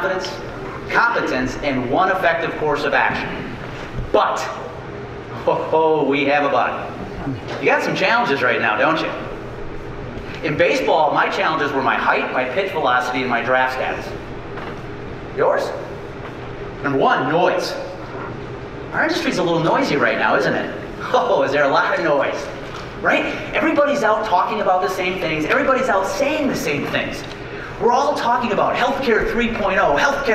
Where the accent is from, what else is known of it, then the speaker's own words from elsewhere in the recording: near Beloit and Milwaukee, southern Wisconsin, United States; go pitch for the Beloit Snappers in Beloit, Wisconsin, 50 miles from where I grew up. I was three promotions away from pitching for the Milwaukee Brewers, 30 miles from my hometown